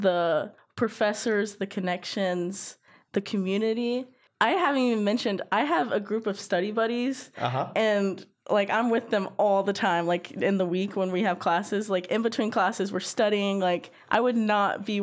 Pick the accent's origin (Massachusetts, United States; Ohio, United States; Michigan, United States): Ohio, United States; Miamisburg; now in Athens, United States; I worked at Yaskawa Motoman, which was in my hometown in Miamisburg